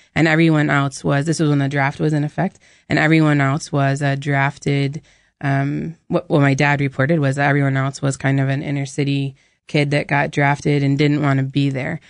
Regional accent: New Hampshire, United States; we, we grew up in New Hampshire

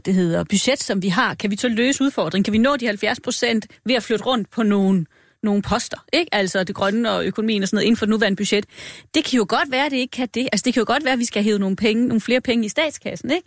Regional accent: Denmark; vi er ikke villige som danskere

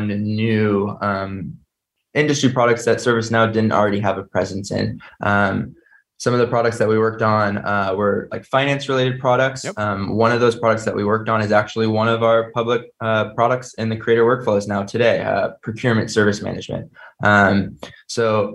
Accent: San Jose, California, United States; also born or lived in Chicago area; I was born and raised in the San Jose area

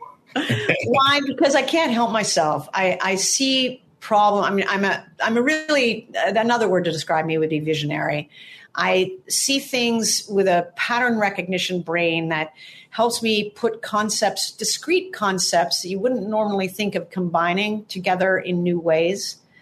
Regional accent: Toronto, Ontario, Canada; now in Santa Monica, United States; I'm originally from Toronto in Canada

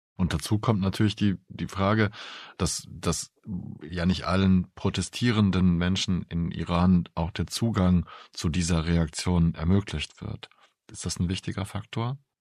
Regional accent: Germany; bei uns in Deutschland

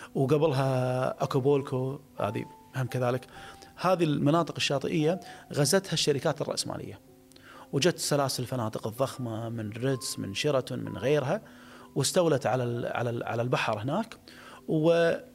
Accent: Kuwait; انا كخليجي

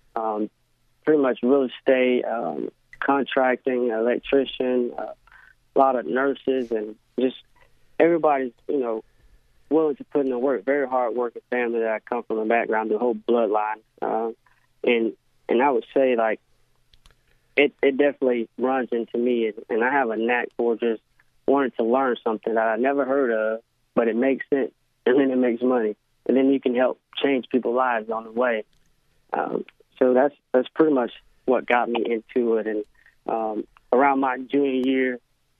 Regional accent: Orlando, Florida, United States; come back to Orlando, my hometown, and, you know, represent Apopka football

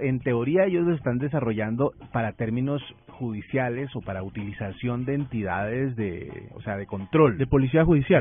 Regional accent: Colombia; como buenos colombianos

